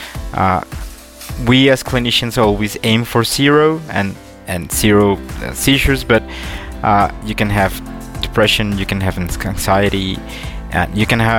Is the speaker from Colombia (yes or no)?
yes; Colombia; I'm from Colombia